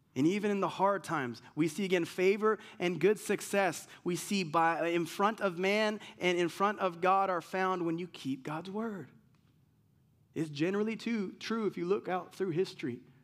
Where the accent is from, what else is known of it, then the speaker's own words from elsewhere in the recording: United States; I'm American.